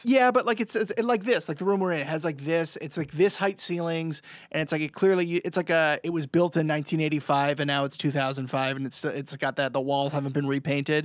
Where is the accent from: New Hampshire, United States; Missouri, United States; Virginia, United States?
New Hampshire, United States; We're all from New Hampshire